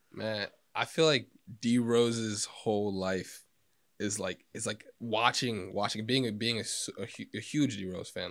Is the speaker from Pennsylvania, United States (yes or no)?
no; Elsmere, Kentucky, United States; from Northern Kentucky, uh, Ellesmere